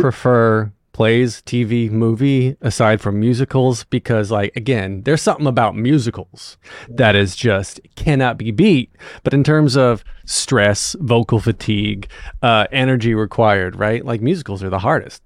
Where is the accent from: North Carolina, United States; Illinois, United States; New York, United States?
North Carolina, United States; North Wilkesboro; also born or lived in Raleigh-Durham, North Carolina; I grew up in North Wilkesboro